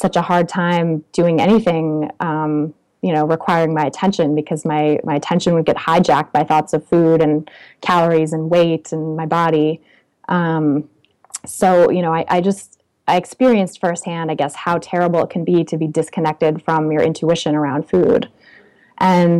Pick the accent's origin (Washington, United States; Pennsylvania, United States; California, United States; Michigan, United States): California, United States; also born or lived in Oakland, California / Paris, France; I grew up in California